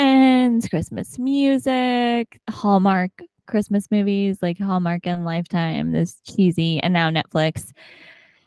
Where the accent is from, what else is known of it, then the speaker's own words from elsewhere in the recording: Southern California, United States; moved away as an adult; also born or lived in New York; growing up in Southern California